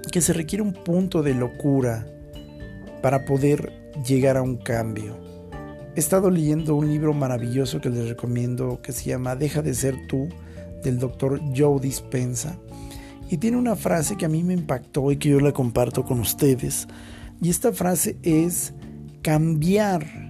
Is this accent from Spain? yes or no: no; Mexico; Todos los mexicanos se acuerdan que somos mexicanos